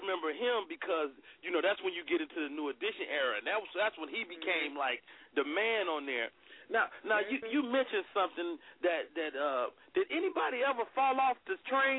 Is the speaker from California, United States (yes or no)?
no; Chicago, Illinois, United States; And I'm from Chicago